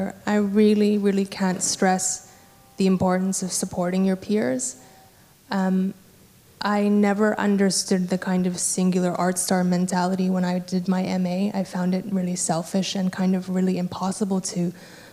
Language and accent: English; Vancouver, British Columbia, Canada; I'm from Vancouver in Canada